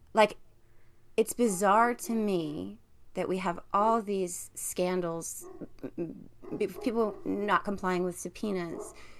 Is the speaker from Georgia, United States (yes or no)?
no; New Jersey, United States; I live in New Jersey. I'm from New Jersey